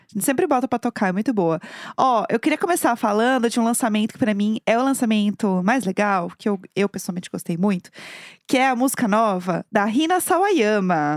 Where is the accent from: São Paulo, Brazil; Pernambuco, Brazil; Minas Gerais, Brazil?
São Paulo, Brazil; eu no caso sou de São Paulo